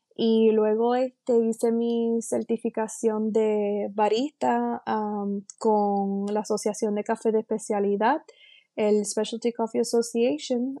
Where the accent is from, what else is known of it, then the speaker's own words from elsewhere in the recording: San Sebastián, Puerto Rico; also born or lived in Moca, Puerto Rico / Aguadilla, Puerto Rico; Yo soy natural de eh, San Sebastián, Puerto Rico. Eh, nací en Moca, Puerto Rico